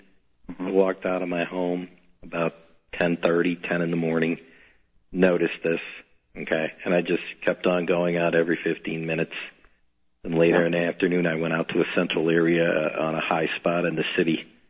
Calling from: Chicago, Illinois, United States; I'm calling from Chicago.

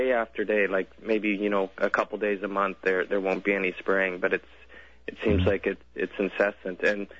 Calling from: Victoria, British Columbia, Canada; I'm calling from Victoria.

